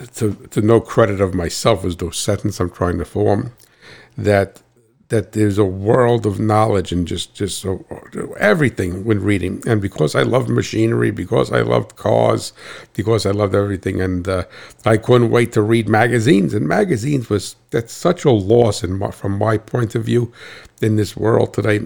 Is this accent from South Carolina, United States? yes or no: no; Hackettstown, New Jersey, United States; I hail from Cat Swamp Road in Hacketstown, New Jersey.